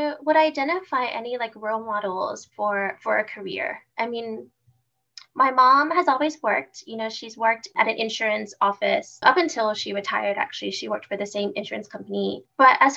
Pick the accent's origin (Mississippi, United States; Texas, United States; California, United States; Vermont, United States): Texas, United States; Houston; I am a Houston native, born and raised in Houston